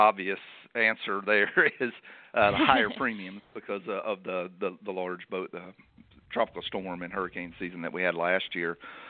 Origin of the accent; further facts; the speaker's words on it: Guntersville, Alabama, United States; now in Annapolis, United States; I'm originally from Lake Gunnersville, Alabama, and my family owns All Red Marina and basically grew up in a boatyard and eventually ran the boatyard.